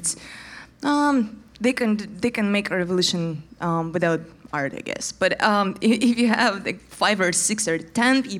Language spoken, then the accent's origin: English; Moscow, Russia; English is a second language; we're from Moscow and work on our stuff in Moscow